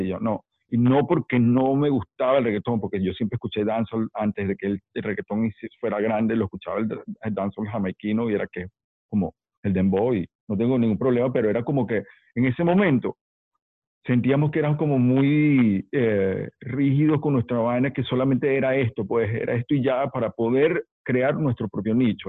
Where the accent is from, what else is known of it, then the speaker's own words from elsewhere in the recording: Caracas, Capital District, Venezuela; also born or lived in New York; Soy neoyorquino caraqueño, sí, porque crecí en Caracas.